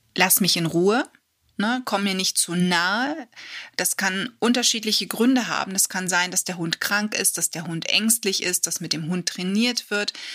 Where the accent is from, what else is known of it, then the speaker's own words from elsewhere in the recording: Germany; bei uns in Deutschland